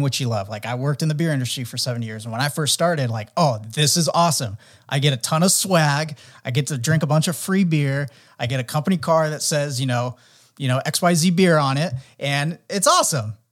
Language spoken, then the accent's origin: English; San Diego, California, United States; growing up in San Diego, really into action sports